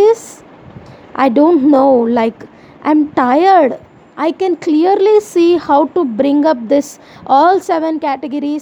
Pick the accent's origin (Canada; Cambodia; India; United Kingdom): India; I am Indian, I have a ritual